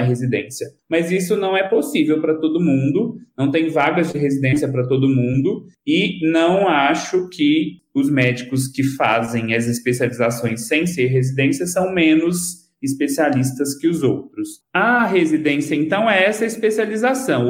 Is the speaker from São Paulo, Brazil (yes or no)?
no; Lagamar, Minas Gerais, Brazil; eu sou natural de Lagamar, mas morei uma grande parte da minha vida aí, em Patos de Minas.